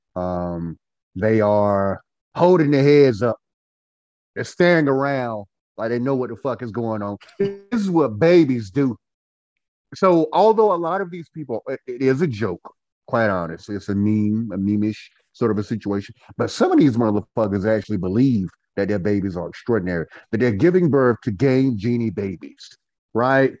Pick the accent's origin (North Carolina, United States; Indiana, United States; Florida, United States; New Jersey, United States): North Carolina, United States; Goldsboro; now in Winston-Salem, United States; We hail from Goldsboro, North Carolina. We are a couple of Goldsboro Knights. I currently live and Winston-Salem, North Carolina.